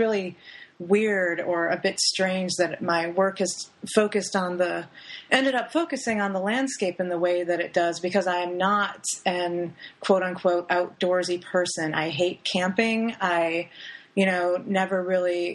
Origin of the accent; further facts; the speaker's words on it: Lower Peninsula of Michigan, United States; also born or lived in Sault Ste. Marie, Michigan; now in Florida, United States; I'm from the Upper Peninsula of Michigan, actually, which is, I'm from Sault Ste. Marie. So I was born there, lived there for a short time, and then my family moved to the Lower Peninsula.